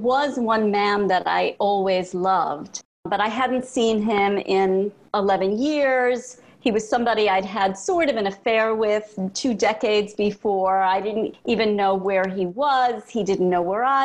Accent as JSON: {"language": "English", "town": "New York City", "region": "New York", "country": "United States", "tie": "born or raised there", "said": "moving from Brooklyn to Manhattan"}